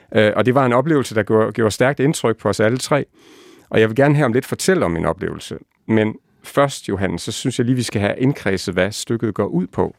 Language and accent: Danish; Lemvig, Central Denmark Region, Denmark; moved away; also born or lived in Copenhagen; den egen, hvor jeg selv er vokset op